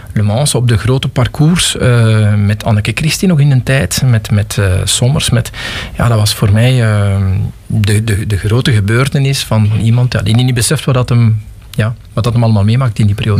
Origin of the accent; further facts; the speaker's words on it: Pajottenland, Flanders, Belgium; also born or lived in Geraardsbergen / Galmaarden / Forest (Brussels); now in Lot, Belgium; ik ben iemand die uit Pajotland komt. Ik ben geboren in Gerardsbergen in 65. En ik heb toen nog eh, tot mijn 4, 5 jaar in Galmaarden gewoond